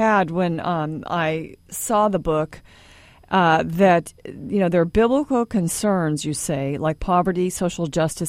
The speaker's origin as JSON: {"language": "English", "town": "Pasadena", "region": "California", "country": "United States", "tie": "born or raised there", "moved": "yes", "said": "I grew up in Southern California and in the smog of Pasadena. My parents moved to the beach"}